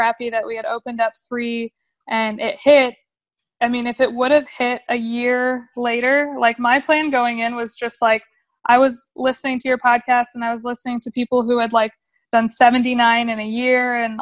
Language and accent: English; Grand Rapids, Michigan, United States; moved away as an adult; now in Texas, United States; I'm originally from Grand Rapids, Michigan.